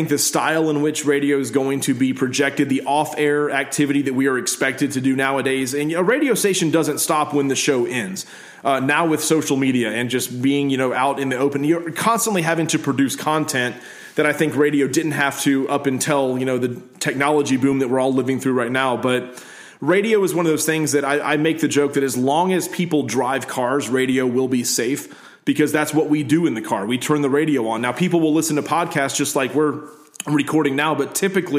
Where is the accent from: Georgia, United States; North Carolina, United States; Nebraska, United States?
Georgia, United States; Atlanta; I grew up in Metro Atlanta